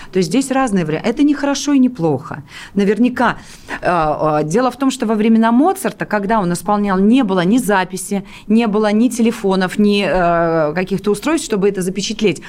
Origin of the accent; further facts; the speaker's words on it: Pskov, Pskov Oblast, Russia; moved away; Псков – это мой родной город, где я родилась